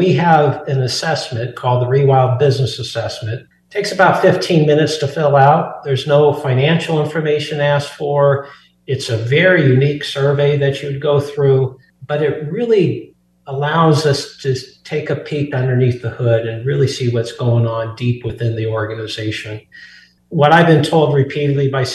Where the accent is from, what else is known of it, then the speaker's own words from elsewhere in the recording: Burlington, Iowa, United States; moved away as an adult; now in Colorado, United States; I'm actually an Iowa native. I grew up in Burlington, Iowa, but I've been in Colorado for over 30 years now